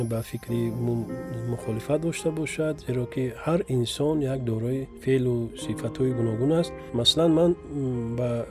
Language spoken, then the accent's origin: Tajik; Vakhsh, Khatlon, Tajikistan; also born or lived in Dushanbe; як тақрибан як километр поёнтар маҳаллаи якачинор мегуфтанд дар ҳамон ҷо мо зиндагӣ мекардем дар ҳамин ҷо ба дунё омадем